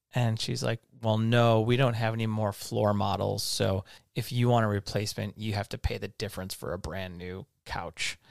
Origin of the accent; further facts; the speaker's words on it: Livonia, Michigan, United States; now in California, United States; my hometown, Livonia, is full of Michigan lefts, especially right by my house